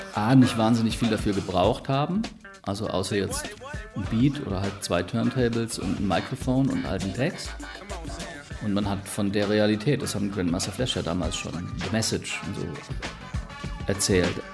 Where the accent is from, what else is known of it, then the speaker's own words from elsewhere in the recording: Ulm, Baden-Württemberg, Germany; moved away; Also ich bin ursprünglich auch aus Ulm